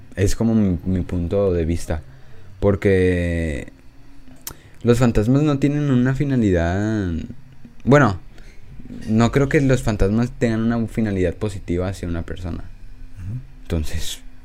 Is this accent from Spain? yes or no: no; Mexico; soy de México